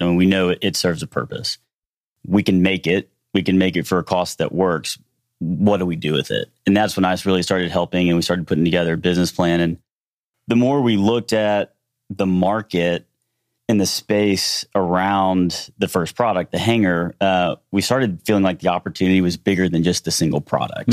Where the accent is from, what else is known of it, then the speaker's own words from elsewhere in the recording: Shreveport, Louisiana, United States; moved away as an adult; also born or lived in Houston; We were born and raised in Shreveport, Louisiana